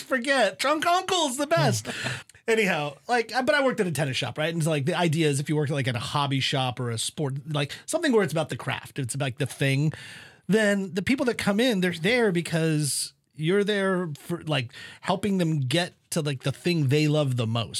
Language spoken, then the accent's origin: English; West Coast, United States; moved away; growing up on the West Coast